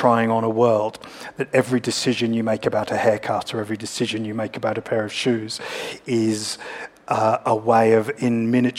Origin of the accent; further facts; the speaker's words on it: Perth, Western Australia, Australia; moved away as an adult; now in Sydney, Australia; I grew up in Perth and moved here in my 20s.